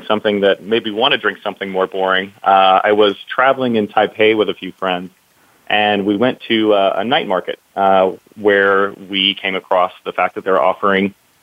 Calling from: San Francisco, California, United States; I'm calling in from San Francisco, California

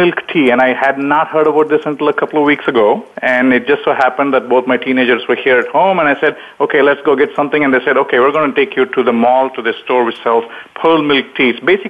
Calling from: Palo Alto, California, United States; Well, I'm in Palo Alto, California. It's bright and early in the morning here, 7:20

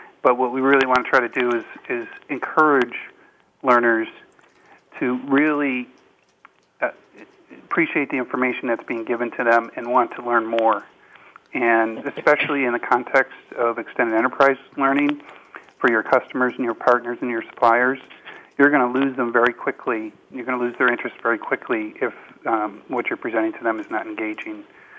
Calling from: Madrid, Community of Madrid, Spain; Yep, I'm in Madrid today.

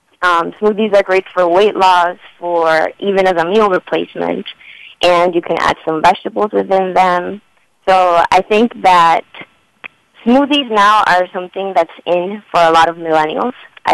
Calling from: Chicago, Illinois, United States; I'm calling from Chicago.

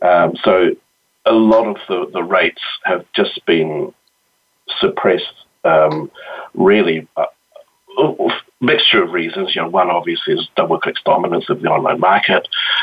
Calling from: Wellington, New Zealand; I'm calling in from Wellington, New Zealand, where it's Friday morning.

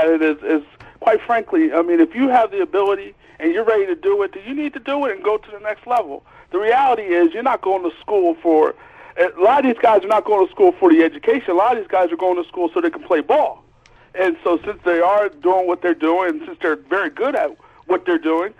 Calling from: Philadelphia, Pennsylvania, United States; I'm calling from Philadelphia.

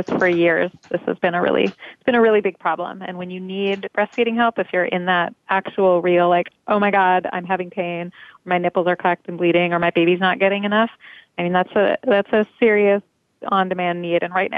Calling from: New York City, New York, United States; I'm calling in from Park Slope, Brooklyn, which is where we are based.

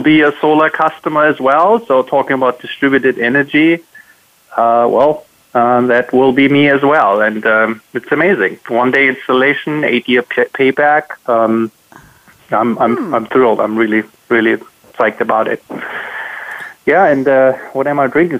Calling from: South Shore Boston area, Massachusetts, United States; I'm calling from the South Boston area, South Shore Boston area, and I'm calling from home.

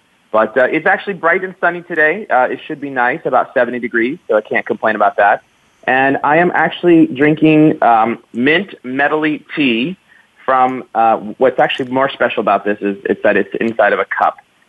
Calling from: San Francisco Bay Area, California, United States; So I'm calling from the wonderful San Francisco Bay Area.

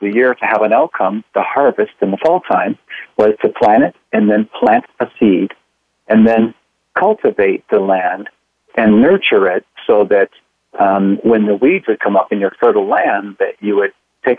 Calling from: Pontiac, Michigan, United States; Well, I'm calling in from Pontiac, Michigan. That's in the USA.

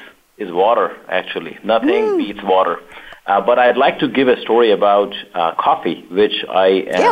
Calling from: San Ramon, California, United States; So I am dialing in from San Ramon, California, which is 45 minutes north of where Naeem is and 45 minutes east of San Francisco.

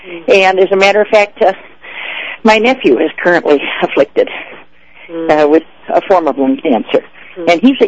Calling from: Mammoth Lakes, California, United States; I'm crawling from Mammoth Lakes, which is at 8,000 feet in the Sierras in California.

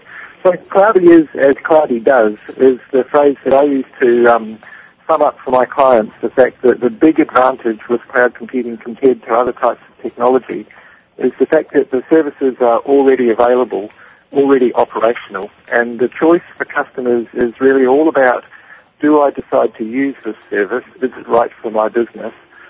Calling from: Melbourne, Victoria, Australia; calling from Melbourne in Australia.

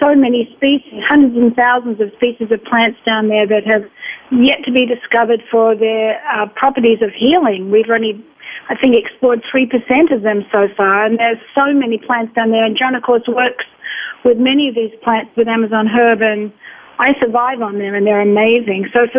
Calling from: Florida, United States; Calling from Florida. My husband and I live in Florida.

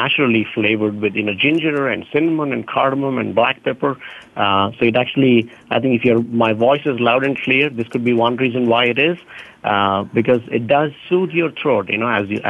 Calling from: Houston, Texas, United States; I'm in Houston right now.

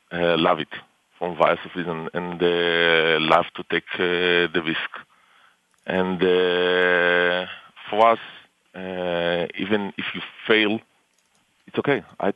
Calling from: Tel Aviv District, Israel; I'm calling from our offices in near Tel Aviv.

